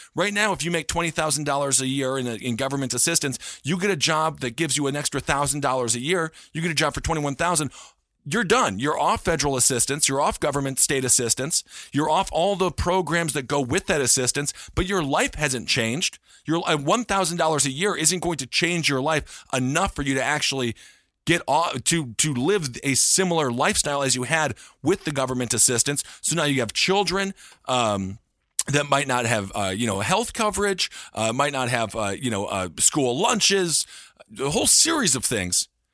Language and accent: English; Stevens Point, Wisconsin, United States; Stevens Point, Wisconsin, my hometown, of twenty-five thousand people